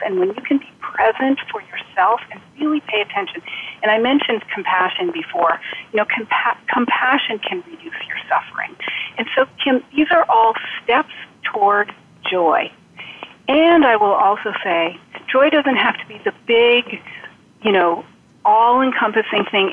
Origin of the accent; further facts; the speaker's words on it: Vermont, United States; I now work in an outpatient, uh, outpatient oncology clinic in my home state of Vermont